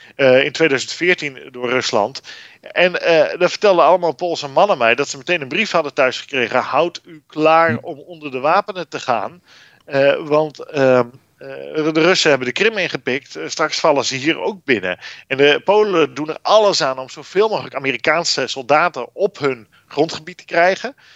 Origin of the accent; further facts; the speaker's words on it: Netherlands; wij als Nederlanders